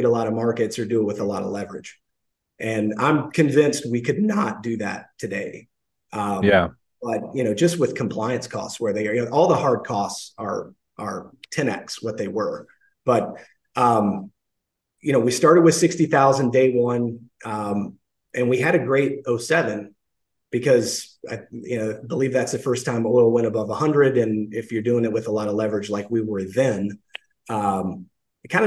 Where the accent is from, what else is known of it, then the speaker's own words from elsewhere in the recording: the South, United States; I am from the South